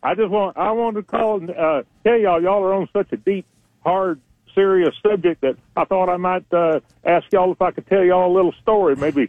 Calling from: Florence, Alabama, United States; calling from Florell, Alabama.

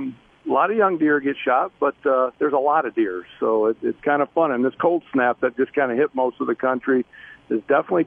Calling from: Davison, Michigan, United States; We are actually in Davison, Michigan, which is on the east side. We're about an hour from Port Huron, in between Lansing and Port Huron.

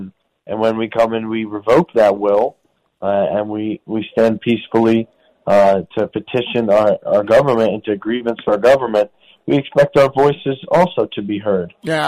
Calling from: Brooklyn, New York, United States; I'm calling from federal prison in Brooklyn, New York.

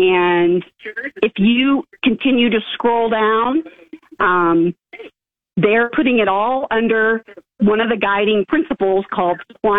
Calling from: Kearney, Nebraska, United States; Hey, thanks. I'm from Kearney.

